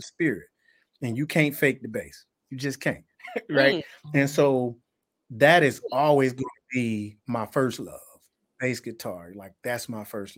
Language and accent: English; Tuscaloosa, Alabama, United States; also born or lived in Birmingham, Alabama; growing up in Tuscaloosa, because that's my roots, and that's where I was born and raised